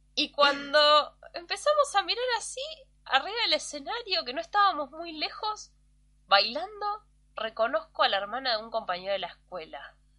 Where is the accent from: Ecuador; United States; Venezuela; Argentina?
Argentina; Mar del Plata, Buenos Aires Province; Cuando yo me mudé a Mar del Plata y todos los pibes del barrio nos juntábamos a jugar